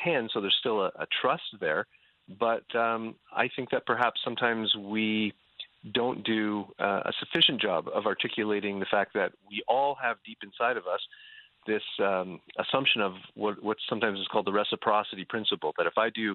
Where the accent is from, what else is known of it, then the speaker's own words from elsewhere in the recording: Canada; also born or lived in Dubuque, Iowa; now in Southern California, United States; growing up in Canada